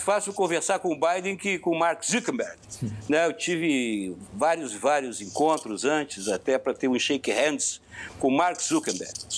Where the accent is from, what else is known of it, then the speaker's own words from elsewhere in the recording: Curitiba, Paraná, Brazil; lá da Curitiba, onde eu fui, onde nasci e fui criado